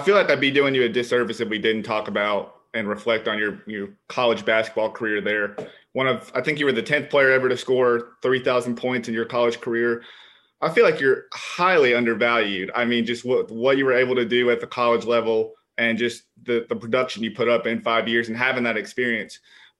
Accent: the South, United States; I'm from the South

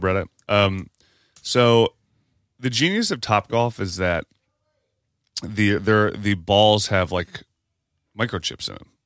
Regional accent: Parkersburg, West Virginia, United States; moved away; where I'm from. Parkersburg, West Virginia.

